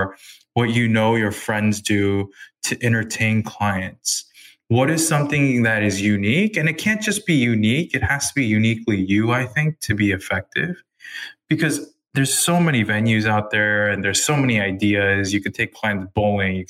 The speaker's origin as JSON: {"language": "English", "country": "United States", "said": "I'm Korean American"}